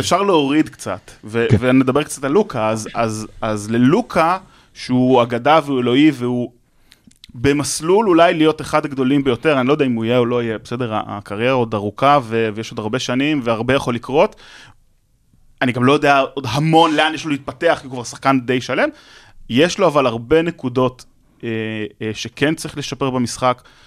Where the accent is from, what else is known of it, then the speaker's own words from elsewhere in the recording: Jerusalem, Jerusalem District, Israel; אני ירושלמי והייתי, עוד הפועל ירושלים, גדלתי במלחה